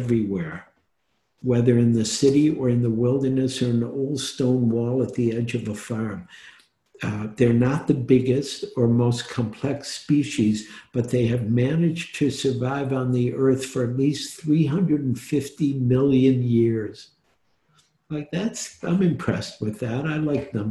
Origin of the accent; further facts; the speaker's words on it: Detroit, Michigan, United States; also born or lived in New York / Oregon; now in San Francisco, United States; I grew up in Detroit